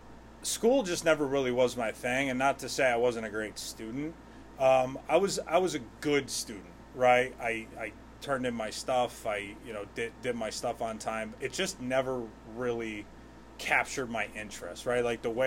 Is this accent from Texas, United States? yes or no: no; Wethersfield, Connecticut, United States; born and raised in Wethersfield. Graduated in 2008. I ended up going to college. I went to Eastern Connecticut my first year and a half after high school. Took some time off. Then I graduated from Central in 2014.